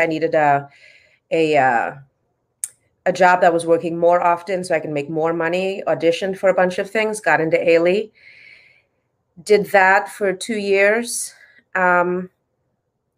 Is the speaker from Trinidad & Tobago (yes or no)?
yes; Trinidad & Tobago; I grew up in Trinidad in the Caribbean